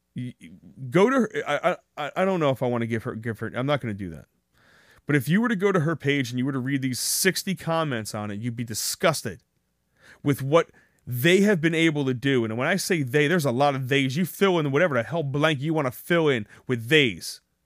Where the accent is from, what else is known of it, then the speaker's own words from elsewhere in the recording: New Jersey, United States; I'm from New Jersey